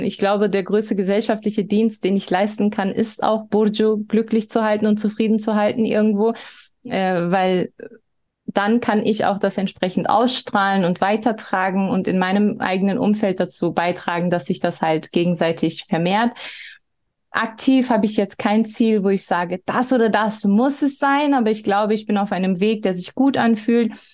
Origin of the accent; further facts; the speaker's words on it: Germany; als eine Person, die hier geboren und aufgewachsen ist